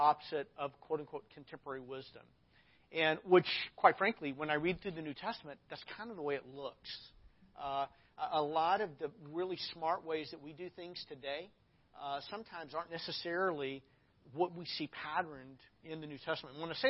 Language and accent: English; Arkansas, United States; I'm from Arkansas.